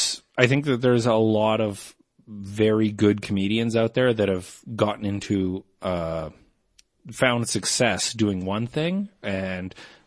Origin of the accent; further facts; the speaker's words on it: Canada; I'm a Canadian.